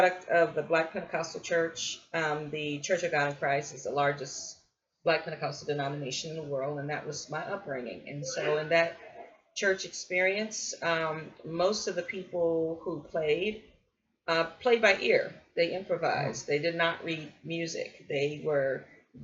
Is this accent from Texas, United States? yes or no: no; Gary, Indiana, United States; moved away as an adult; I'm originally from Gary, Indiana. Was born and raised there